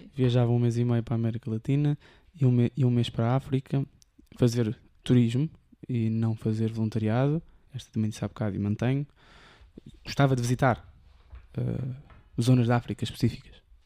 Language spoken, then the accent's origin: Portuguese; Almada, Setúbal, Portugal; also born or lived in Lisbon; apanhar o barco de, de volta para Almada e iria para a minha zona